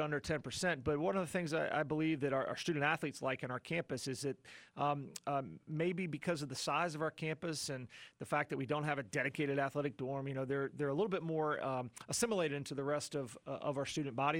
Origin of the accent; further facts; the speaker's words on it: Chapel Hill, North Carolina, United States; I grew up in Chapel Hill, just right down the road.